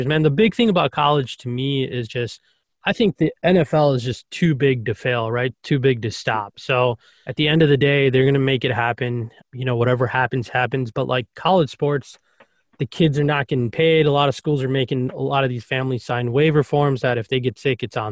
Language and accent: English; Chicago, Illinois, United States; I'm from Chicago